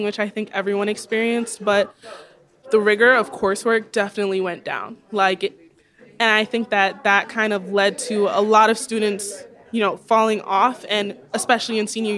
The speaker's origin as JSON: {"language": "English", "region": "New York", "country": "United States", "said": "I'm from New York"}